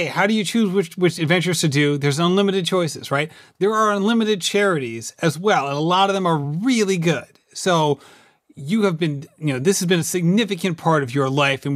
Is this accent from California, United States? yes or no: no; Rhode Island, United States; a lifelong Rhode Islander